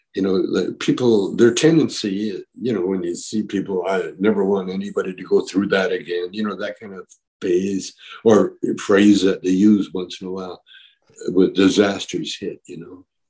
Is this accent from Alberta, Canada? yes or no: yes; Calgary, Alberta, Canada; also born or lived in Edmonton, Alberta, Canada; now in Vancouver, Canada; I grew up kind of in Calgary, Alberta, Canada